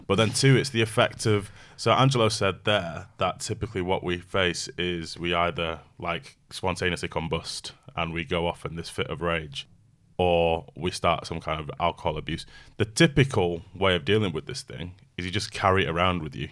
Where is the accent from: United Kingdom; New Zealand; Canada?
United Kingdom; I'm British by birth, but I'm British Jamaican